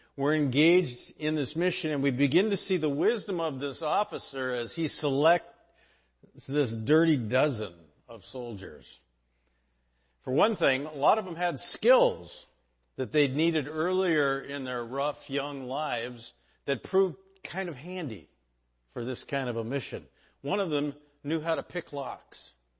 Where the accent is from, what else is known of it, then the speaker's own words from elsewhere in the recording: San Diego, California, United States; When I was in junior high growing up in San Diego